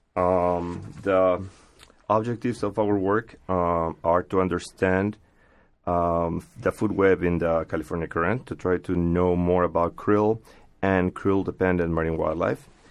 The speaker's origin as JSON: {"language": "English", "country": "Peru", "moved": "yes", "said": "I come from Peru"}